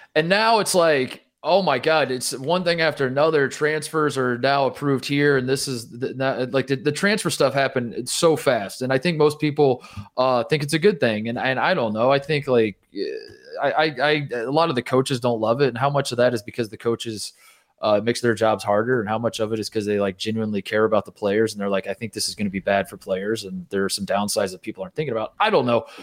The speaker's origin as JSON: {"language": "English", "region": "Indiana", "country": "United States", "tie": "born or raised there", "said": "I grew up in Indiana."}